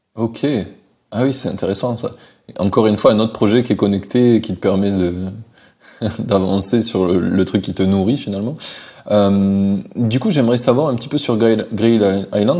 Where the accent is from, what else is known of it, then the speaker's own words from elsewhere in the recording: France; chez nous en France